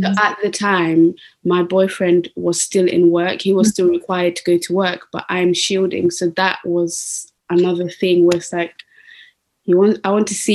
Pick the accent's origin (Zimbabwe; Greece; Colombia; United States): Zimbabwe; I was born in Zimbabwe.